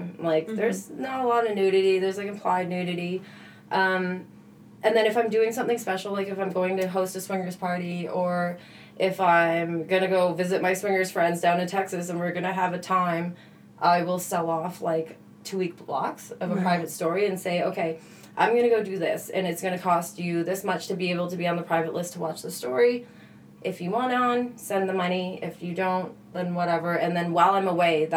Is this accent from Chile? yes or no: no; Canada; we're Canadian.